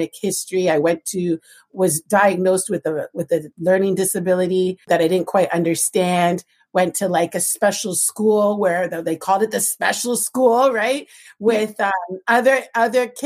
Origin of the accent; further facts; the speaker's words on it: Toronto, Ontario, Canada; growing up in Toronto